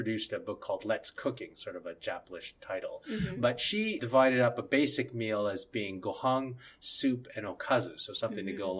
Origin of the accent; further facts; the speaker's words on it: Toronto, Ontario, Canada; also born or lived in Japan; now in Vancouver, Canada; when I was growing up in Toronto